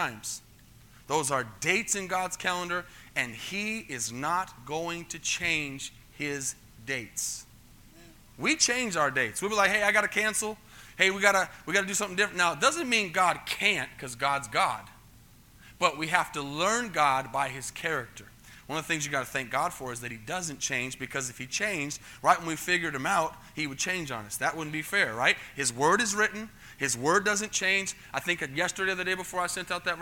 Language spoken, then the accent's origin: English; United States; first language English; as an American that speaks English from here